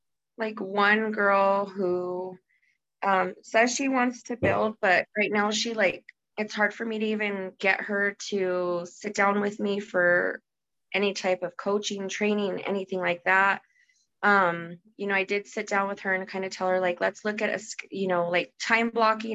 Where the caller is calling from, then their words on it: Albuquerque, New Mexico, United States; From Albuquerque, New Mexico.